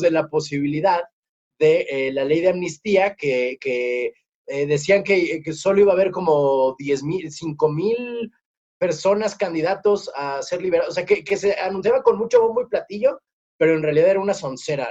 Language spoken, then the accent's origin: Spanish; Morelos, Mexico; yo soy de Morelos